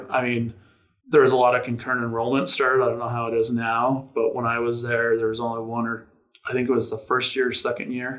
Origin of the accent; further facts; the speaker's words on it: Tooele, Utah, United States; Grew up here in Tooele, was a 93 graduate from Tooele High School